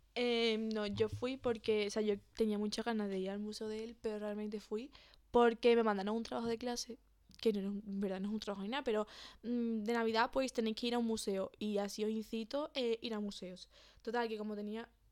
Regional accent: Seville, Andalusia, Spain; somos de Sevilla

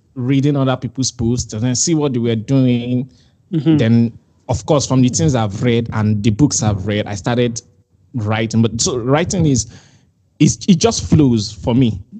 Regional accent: Nigeria; I'm Nigerian.

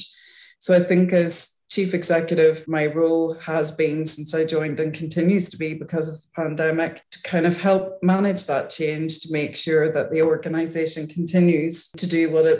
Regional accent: Northern Ireland, United Kingdom; moved away as an adult; now in Wales, United Kingdom; I started off my career in Northern Ireland, where I lived until 5 years ago

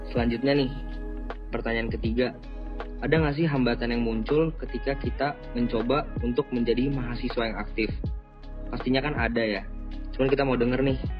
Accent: Jakarta, Indonesia; asal saya dari Jakarta.

